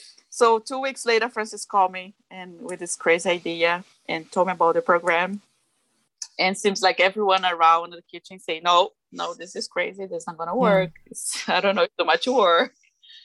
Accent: Brazil; English is a second language; moved away as an adult; now in United States; I'm from Brazil. It's my country where I'm born. And I came to USA, I was 18 years old

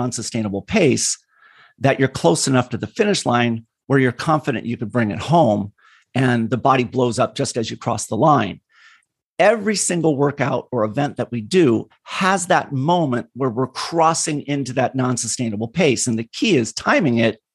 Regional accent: California, United States; I grew up in California. I'm a third generation Californian

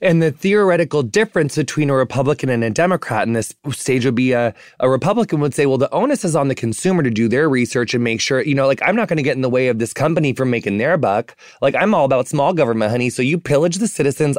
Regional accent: rural Illinois, United States; growing up in the middle of America, like, on, you know, in small, m, m, like, Midwestern, you know, rural Illinois town

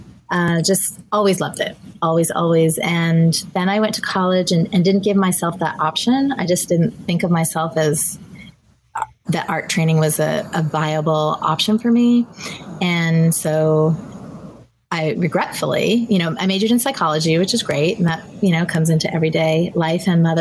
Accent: Southern California, United States; I'm from Southern California

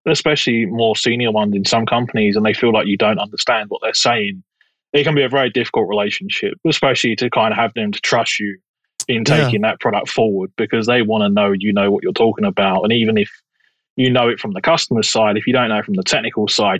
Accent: London, United Kingdom; I originally come from Southeast London. So if you get a weird accent, that's because I'm not American

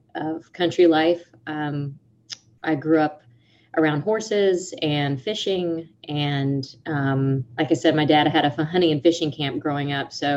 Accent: Panama City, Florida, United States; also born or lived in Grand Ridge, Florida; I'm from the Panama City area. I always say Panama City, but the Panama City area of Florida

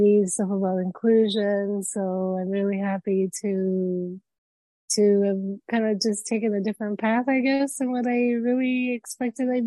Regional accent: Florida, United States; also born or lived in Cuba; I am a Florida dweller. I'm originally from Cuba. I was born there, and then me and my parents migrated when I was about 1 and 4 months.

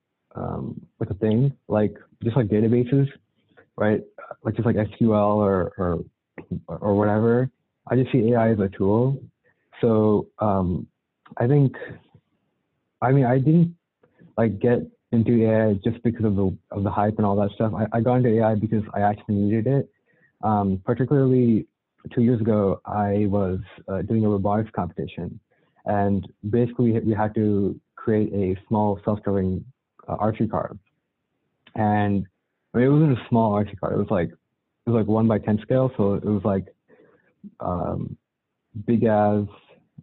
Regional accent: Cupertino, California, United States; I'm from the Bay Area, specifically Cupertino

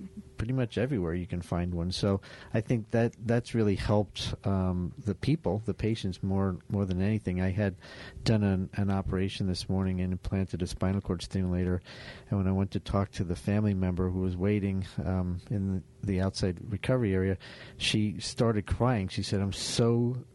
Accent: Florida, United States; also born or lived in Vero Beach, Florida; Down here in my home state

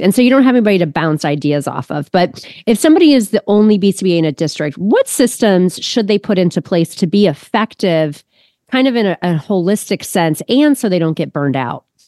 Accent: Ohio, United States; also born or lived in Austin, Texas; I am from Ohio, but I m, lived in Austin, Texas for three years 'cause of my husband's work

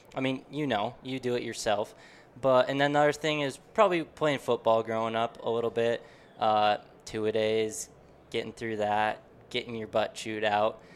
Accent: Deer Lodge, Montana, United States; growing up in Western Montana in Deer Lodge there

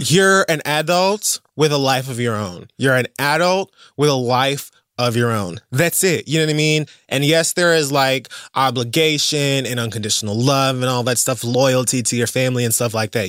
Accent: Miami, Florida, United States; I'm from Miami

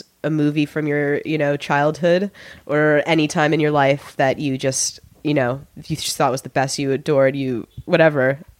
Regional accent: California, United States; I grew up in California.

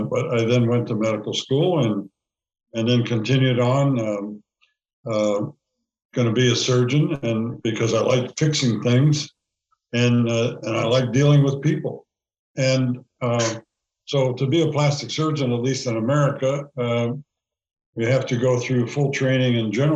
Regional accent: Allentown, Pennsylvania, United States; also born or lived in North Carolina; I was born in Allentown, Pennsylvania.

